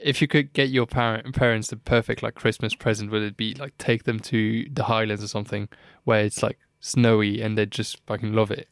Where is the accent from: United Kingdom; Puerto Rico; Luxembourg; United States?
Luxembourg; moved away; I was born in Luxembourg, grew up, like, around, you know, Luxembourgish people